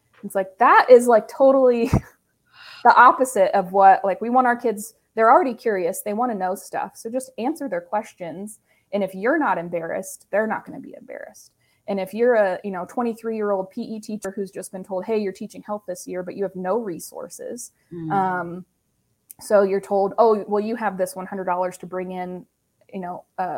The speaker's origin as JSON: {"language": "English", "region": "Ohio", "country": "United States", "tie": "born or raised there", "moved": "yes", "lives_now": "Indiana, United States", "said": "I'm originally from Ohio"}